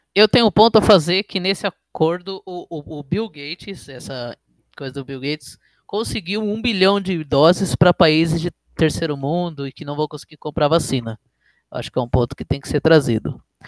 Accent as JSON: {"language": "Portuguese", "country": "Brazil", "said": "principalmente como brasileiro"}